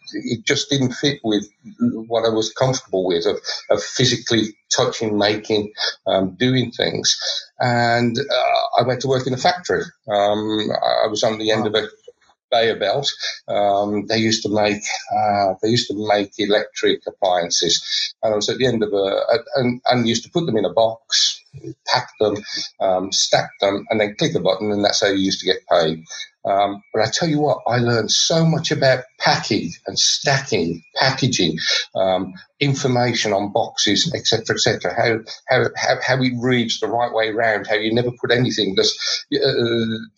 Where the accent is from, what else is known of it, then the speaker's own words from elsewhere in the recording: Birmingham, West Midlands, United Kingdom; I come from Birmingham in the Midlands, so very much focused on the car industry.